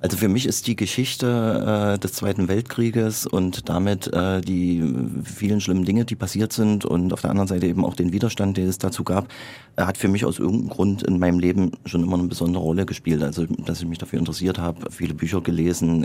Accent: Gera, Thuringia, Germany; in meinem Geburtsort Gera

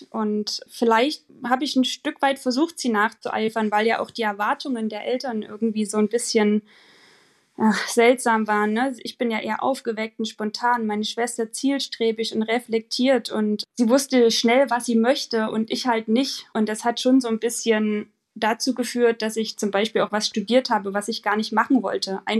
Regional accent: Germany; born there; wir sind zwar beide in der DDR geboren, aber ich bin 87 geboren und habe davon nicht mehr so viel mitbekommen

